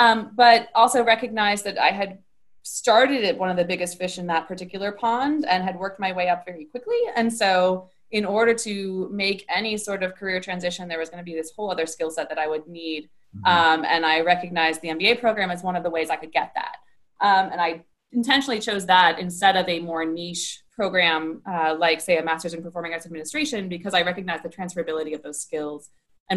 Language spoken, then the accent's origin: English; Northfield, Minnesota, United States; moved away; also born or lived in Williamstown, Massachusetts; I grew up in Northfield, Minnesota, about a stone's throw from the St. Olaf College campus